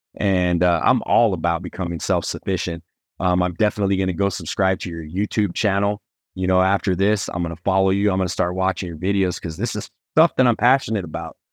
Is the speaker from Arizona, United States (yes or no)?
yes; Phoenix, Arizona, United States; also born or lived in New Mexico; I was born in New Mexico, but I was, when I was real young, my mother took me to Arizona. So, I grew up in Phoenix, Arizona